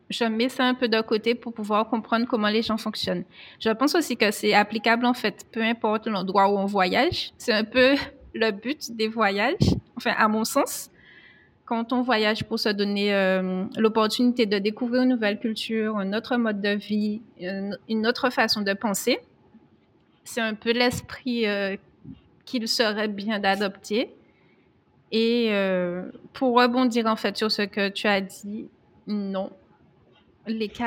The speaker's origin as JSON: {"language": "French", "country": "France", "said": "OK, je suis français, mais en fait, je me donne le droit et l'opportunité de d'écouter les gens"}